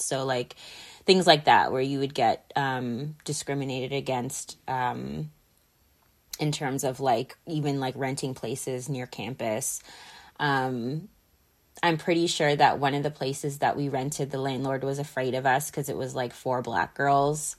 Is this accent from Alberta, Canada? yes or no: no; Mississauga, Ontario, Canada; growing up in Mississauga, Mississauga is very diverse